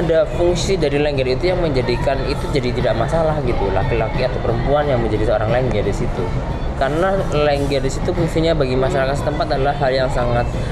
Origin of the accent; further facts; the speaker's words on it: Banyumas, Central Java, Indonesia; Saya lahir di Banyumas